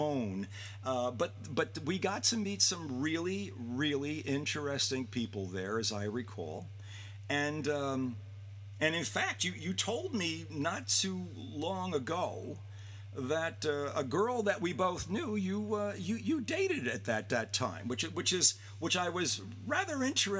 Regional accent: New York City, New York, United States; I was a kid from the Gun Hill Projects.

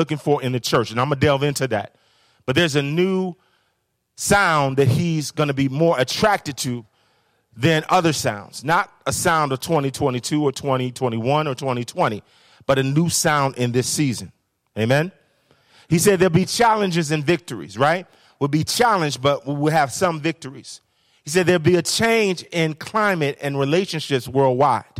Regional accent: Chicago, Illinois, United States; I'm from Chicago.

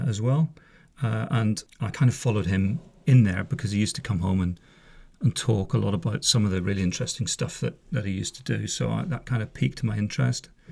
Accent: just south of Belfast, Northern Ireland, United Kingdom; I'm from Northern Ireland originally. I was born in, uh, a place just south of Belfast in, uh, nineteen sixty-five. Grew up there

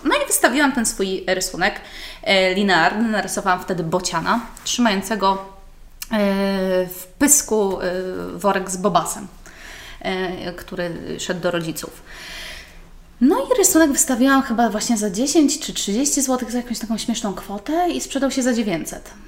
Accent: Garwolin, Masovian Voivodeship, Poland; ja jestem, w ogóle pochodzę z Garwolina, więc dojeżdżałam przez całą

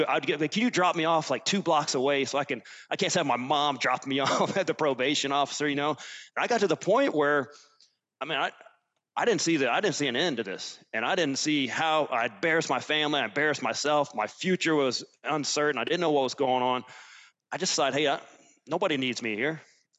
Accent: Alabama, United States; also born or lived in Germany / Virginia / Ireland; You know, I'm from Alabama. We moved around a little bit, lived in Germany for a couple of years.

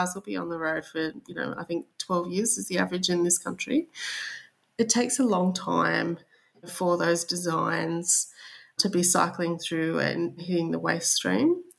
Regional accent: Australia; accent: Australian; I'm sure they'll be able to tell by my accent that I'm Australian.

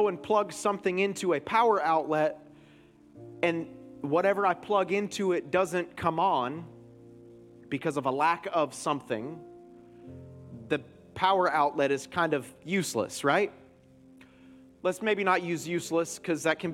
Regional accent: Florida, United States; My whole family's from Michigan, but I'm born and raised down here

